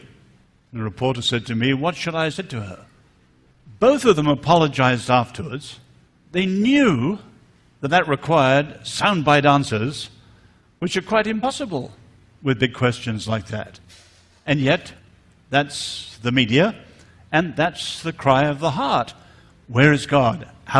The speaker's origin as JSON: {"language": "English", "region": "north central China", "country": "China", "tie": "born or raised there", "said": "I grew up in China. My parents were married just a little bit after the Japanese invasion."}